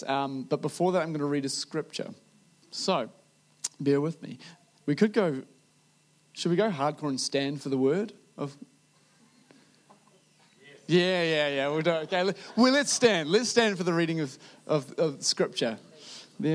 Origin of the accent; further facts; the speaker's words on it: New Zealand; a Kiwi who has delved into preaching before